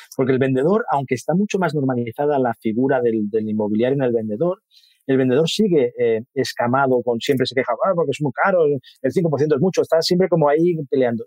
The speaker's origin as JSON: {"language": "Spanish", "town": "Mataró", "region": "Catalonia", "country": "Spain", "said": "me puse en una inmobiliaria de mi, de mi pueblo. Yo soy de Mataró, de una ciudad cercana de Barcelona"}